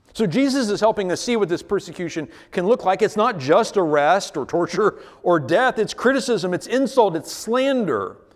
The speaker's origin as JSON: {"language": "English", "country": "United States", "said": "As American Christians"}